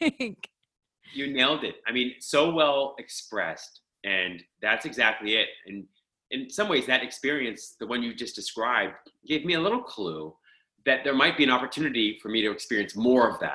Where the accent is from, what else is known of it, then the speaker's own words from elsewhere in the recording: Pittsburgh, Pennsylvania, United States; moved away as an adult; also born or lived in Philadelphia / Miami / Los Angeles; I grew up in Pittsburgh.